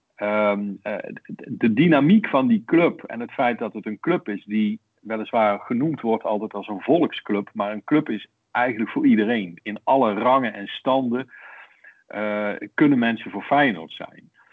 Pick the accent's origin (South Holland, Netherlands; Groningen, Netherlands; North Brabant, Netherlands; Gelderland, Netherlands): North Brabant, Netherlands; accent: soft G; also born or lived in Rotterdam; now in The Hague, Netherlands; ik heb nog een, eh, een zachte G overgehouden aan de jeugd die ik wel doorgebracht heb in Brabant maar geboren in Rotterdam